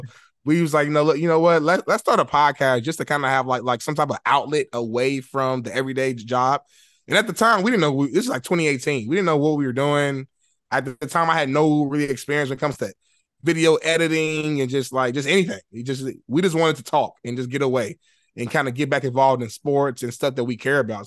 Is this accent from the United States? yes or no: yes; Indianapolis, Indiana, United States; moved away as an adult; now in Los Angeles, United States; I'm from Indianapolis, Indiana. I grew up, I grew up poor.